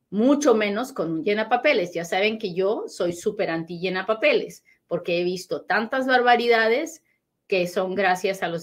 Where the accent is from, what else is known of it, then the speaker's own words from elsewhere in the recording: Costa Rica; now in United States; Hola, soy de Costa Rica, saludos, muchas gracias, muchas gracias.